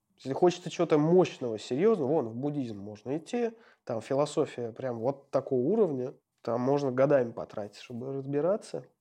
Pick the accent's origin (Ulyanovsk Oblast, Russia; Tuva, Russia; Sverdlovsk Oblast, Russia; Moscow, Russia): Ulyanovsk Oblast, Russia; Ulyanovsk; родился в Ульяновске и прожил там до школы в поселке Дачном